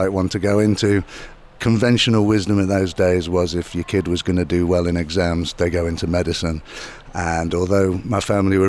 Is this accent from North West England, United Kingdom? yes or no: yes; Manchester, North West England, United Kingdom; I come from Manchester and still live in Manchester.